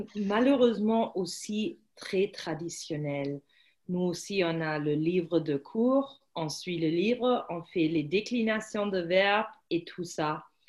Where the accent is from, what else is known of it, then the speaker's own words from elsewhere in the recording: Germany; French is a second language; also born or lived in Paris, France; moi je suis allemande